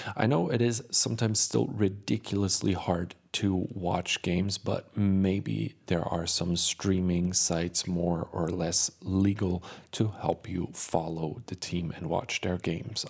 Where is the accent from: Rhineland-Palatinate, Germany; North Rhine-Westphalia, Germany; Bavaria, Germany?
North Rhine-Westphalia, Germany; Cologne; moved away as an adult; now in Providence, United States; After three years of living in the U S, I finally visited my hometown again